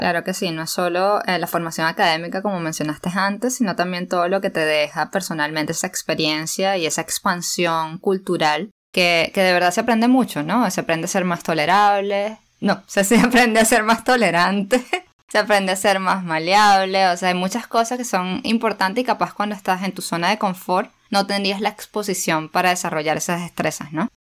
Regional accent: Venezuela; las dos somos venezolanas y nadie ha notado el acento

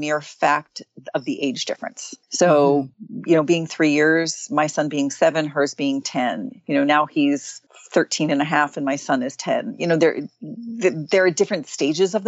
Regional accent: New York, United States; now in West Coast, United States; I'm from New York. And so I go back there pretty often

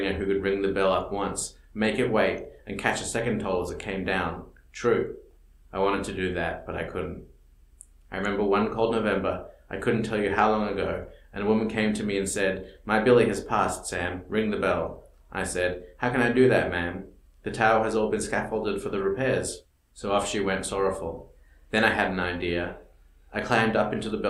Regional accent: Australia; moved away; I grew up in Australia

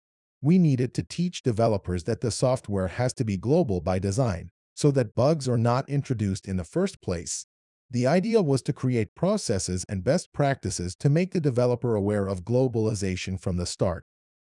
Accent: Iran; accent: Arabic; When I talk to people, they can figure out my Arabic accent. They ask which Arab country I'm from, and I say I'm Iranian.

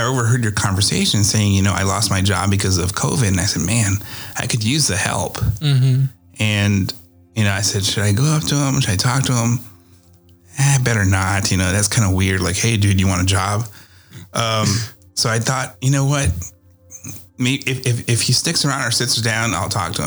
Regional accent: Iowa, United States; now in Texas, United States; I'm from Iowa and I'm in Texas as well. And I have to make my trip to Iowa once a year so I can see where I came from

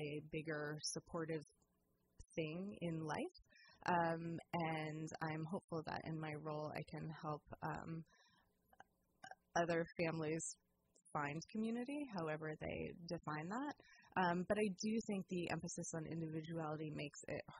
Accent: San Diego, California, United States; also born or lived in New Jersey / Santa Cruz, California; now in Petaluma, United States; I grew up in California and went to college at Santa Cruz and met my husband there

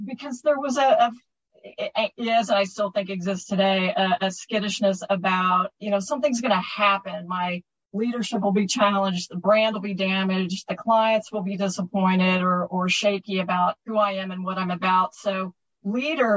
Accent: Texas, United States; I'm a Texan

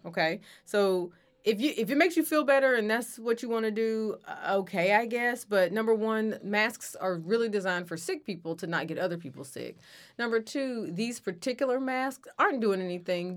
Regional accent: United States; I'm from here, I've lived here, I'm American

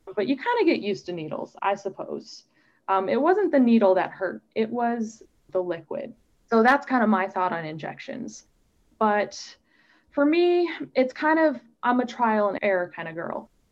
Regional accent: Omaha, Nebraska, United States; moved away; I grew up in Omaha, Nebraska

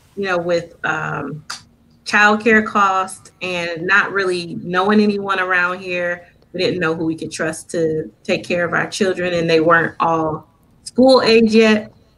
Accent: Flint, Michigan, United States; moved away as an adult; now in Lansing, United States; I'm originally from Flint, Michigan, and uh, I was born and raised there for the most part.

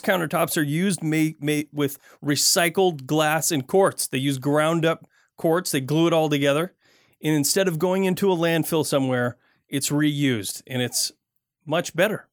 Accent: Michigan, United States; I grew up in Michigan

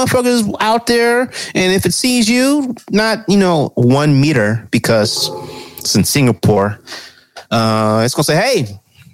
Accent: United States; I'm fucking American.

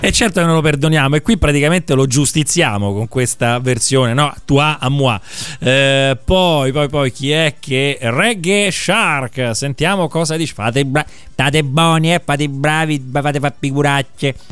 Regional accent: Rome, Lazio, Italy; io sono di Montesacro

